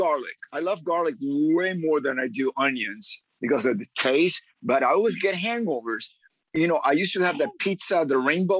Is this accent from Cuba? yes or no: yes; Cuba; also born or lived in Miami; now in Los Angeles, United States; I'm originally from Cuba.